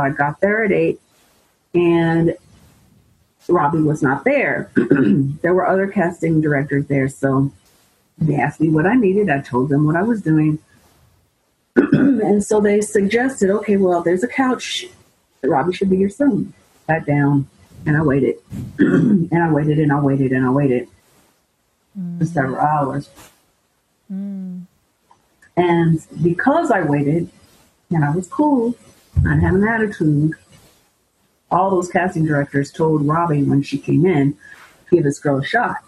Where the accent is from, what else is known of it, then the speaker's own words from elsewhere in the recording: Muncie, Indiana, United States; moved away as an adult; also born or lived in Chicago, Illinois / New York City; I was originally from Chicago, but I graduated from high school and college in Muncie, Indiana